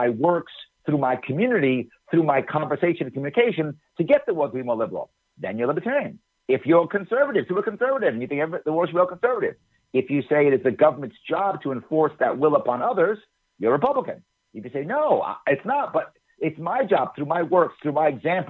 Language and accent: English; New York City, New York, United States; also born or lived in Long Island; I was born and raised in Manhattan, the Bronx, and then a little bit on Long Island.